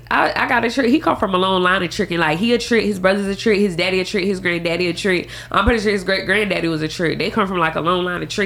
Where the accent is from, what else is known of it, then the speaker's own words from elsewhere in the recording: the South, United States; And then we're Southern women too. We're from the South